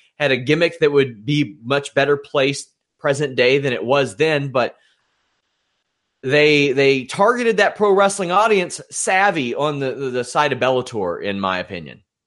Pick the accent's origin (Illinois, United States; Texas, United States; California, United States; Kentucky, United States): Kentucky, United States; my home state